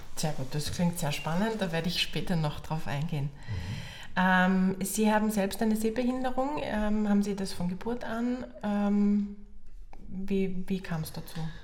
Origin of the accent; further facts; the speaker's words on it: Carinthia, Austria; Ich bin ja selber Kärntnerin